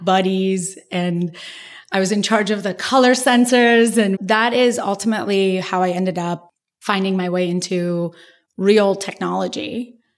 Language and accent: English; Iran; moved away; we grew up in Iran, you know, I, Iran is a very classist culture